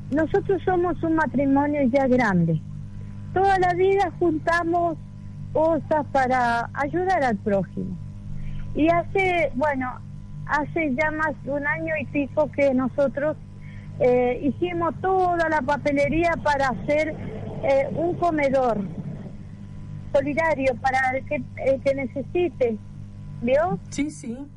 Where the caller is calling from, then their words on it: Villa Larca, San Luis, Argentina; Yo estoy en la provincia de San Luis, en un pueblito que se llama Villa Larca. está retirado de la ciudad de San Luis.